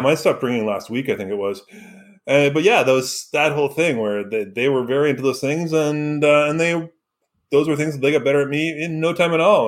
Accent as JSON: {"language": "English", "town": "Vancouver", "region": "British Columbia", "country": "Canada", "tie": "born or raised there", "moved": "yes", "said": "growing up in Vancouver, in that area, we aren't the prototypical Canadians"}